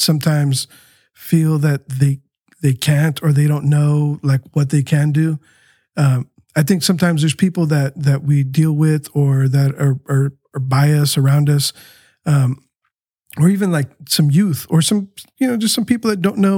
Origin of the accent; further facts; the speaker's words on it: San Diego, California, United States; also born or lived in Tijuana, Mexico; the street that we grew up on Maitland